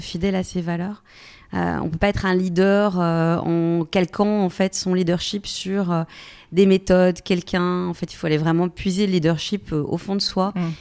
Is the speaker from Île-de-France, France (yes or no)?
no; Bourgogne-Franche-Comté, France; moved away; also born or lived in Paris / Lyon / New York; je viens finalement d'un petit village, je viens de Franche-Comté